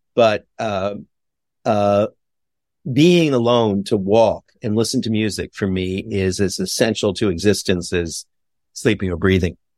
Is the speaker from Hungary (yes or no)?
no; Montreal, Quebec, Canada; my hometown of Montreal